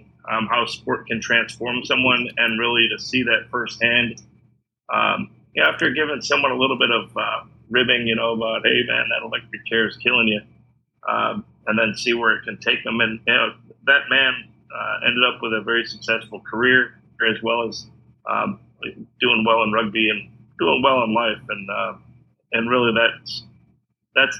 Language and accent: English; Illinois, United States; moved away as an adult; Growing up in the Midwest, growing up in Illinois, and then going to the University of Illinois